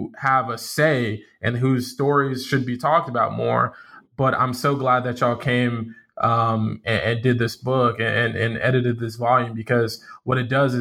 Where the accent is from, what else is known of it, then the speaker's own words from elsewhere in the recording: Central Florida, United States; now in Delaware, United States; growing up in Florida